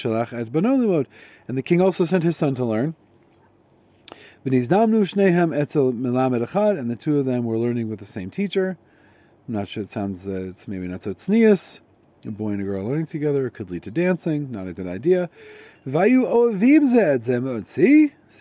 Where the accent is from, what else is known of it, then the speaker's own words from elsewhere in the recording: Connecticut, United States; I'm from Connecticut